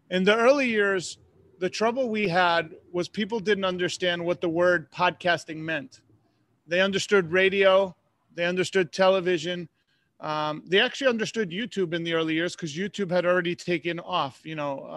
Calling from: Tampa, Florida, United States; I am coming from Tampa, Florida.

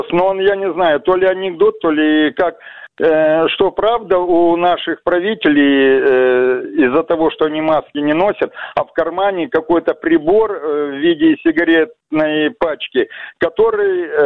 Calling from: Vladivostok, Primorsky Krai, Russia; я, я вам говорю, я из Владивостока.

